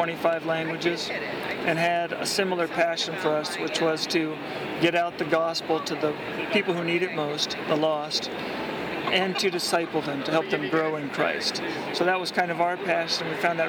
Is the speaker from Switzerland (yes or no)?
no; Bolivia; Well, I grew up down in Bolivia, South America. My parents were missionaries down there with Wycliffe Bible Translators.